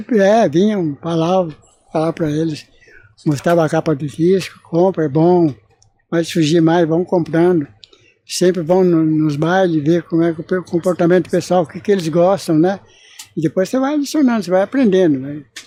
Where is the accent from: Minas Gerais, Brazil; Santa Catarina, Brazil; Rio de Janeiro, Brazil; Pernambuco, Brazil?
Minas Gerais, Brazil; Moçambique; now in São Paulo, Brazil; Eu sou de Moçambique, lá de Minas.